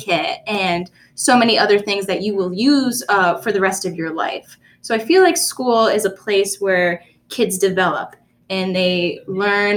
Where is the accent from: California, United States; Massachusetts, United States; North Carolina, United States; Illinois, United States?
North Carolina, United States; Raleigh; also born or lived in upstate New York; I actually grew up in upstate New York. But then around third grade, I moved to North Carolina, Raleigh, North Carolina. So I grew up in Raleigh until I moved off to college.